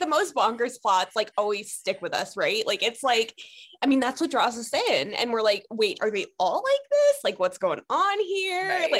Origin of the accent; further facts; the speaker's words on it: Cleveland, Ohio, United States; moved away; I'm from Cleveland originally.